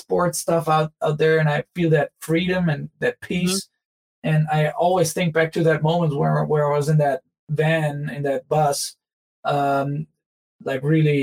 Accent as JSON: {"language": "English", "country": "Germany", "tie": "born or raised there", "said": "growing up in Germany"}